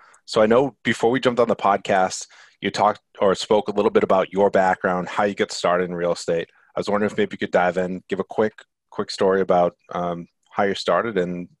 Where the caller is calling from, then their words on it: Rhode Island, United States; Your background looks a lot nicer than where we are recording from in cold Rhode Island.